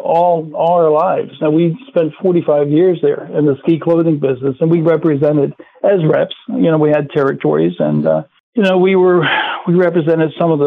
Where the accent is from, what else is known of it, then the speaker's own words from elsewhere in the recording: Maryland, United States; We grew up in Maryland